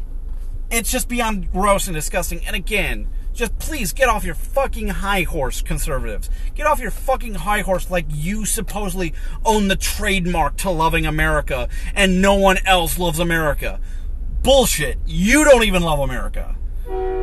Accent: United States; I'm an American.

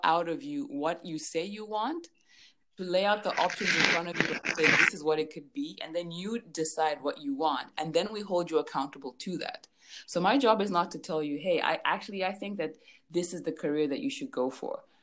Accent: Lusaka, Lusaka Province, Zambia; So I was born and raised in Lusaka, Zambia.

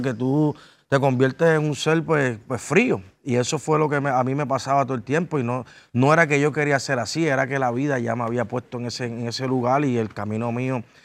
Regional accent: Ponce, Puerto Rico; soy de Ponce es un poquito complicado. Estamos casi dos, horas del área metropolitana

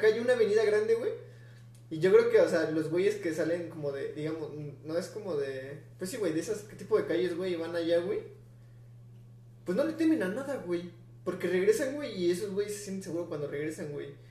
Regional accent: Mexico City, Mexico; yo como chilango

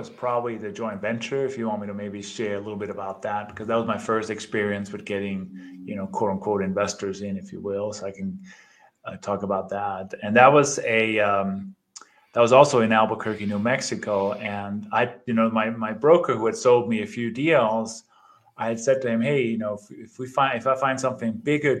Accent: Denmark; moved away as an adult; now in United States; I immigrated from Denmark 27 years ago, I think it is, did the traditional, got my education, went to college

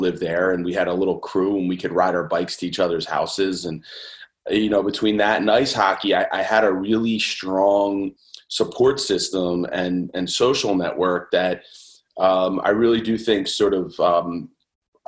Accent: Conshohocken, Pennsylvania, United States; I grew up outside of Philadelphia, kind of Lafayette Hill, Conshohocken area.

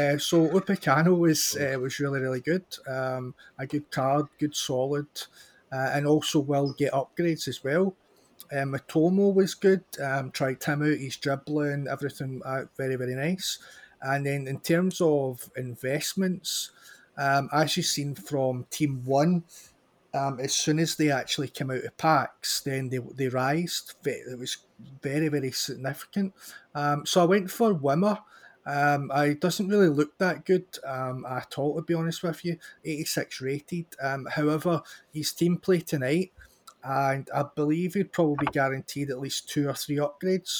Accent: Scotland, United Kingdom; we're both Scottish

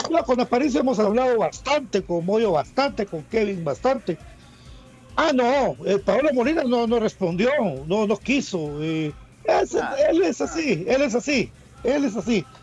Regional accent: Suchitepéquez, Guatemala; Yo soy de Suchi, le decía Santis.

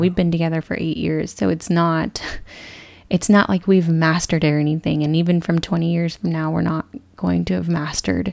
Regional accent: Texas, United States; moved away; also born or lived in California; I grew up born and raised in Texas and eventually moved to California

